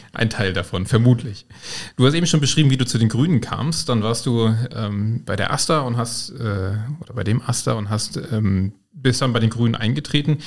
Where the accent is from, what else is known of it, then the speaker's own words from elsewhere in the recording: Rhineland-Palatinate, Germany; ich bin auch Moselaner